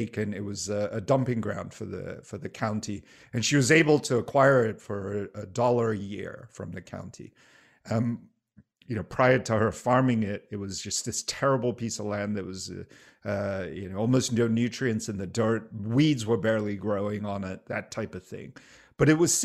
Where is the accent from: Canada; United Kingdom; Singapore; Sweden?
Singapore; moved away; I grew up in Singapore.